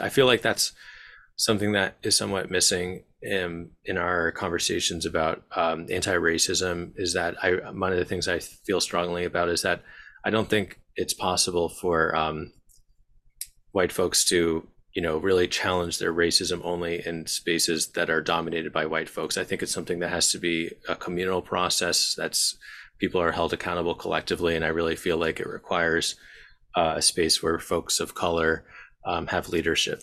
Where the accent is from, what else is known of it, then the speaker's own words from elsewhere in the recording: Bloomfield, New Jersey, United States; also born or lived in Glen Ridge, New Jersey; I grew up in Bloomfield, uh, and Glen Ridge